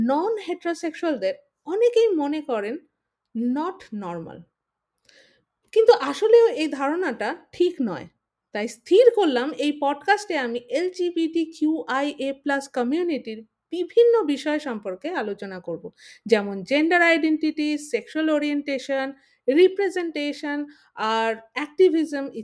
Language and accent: Bangla; India; আমি একজন ভারতীয় সিসজেন্ডার লেসবিয়ান বাই প্রফেশন আমি সফটওয়্যার ডেভেলপার